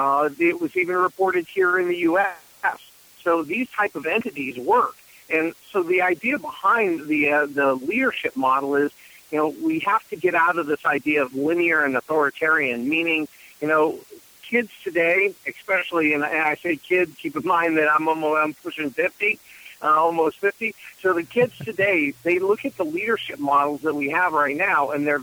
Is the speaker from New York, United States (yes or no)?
no; Reno, Nevada, United States; now in Washington, D.C., United States; I'm actually originally from Reno, Nevada, a little bit ways from D.C. where I'm at these days.